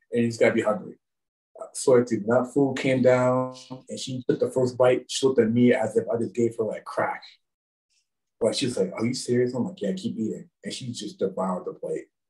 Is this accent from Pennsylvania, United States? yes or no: yes; Washington, Pennsylvania, United States; also born or lived in the South (US); I got back to my hometown. Well, I got into Washington, Pennsylvania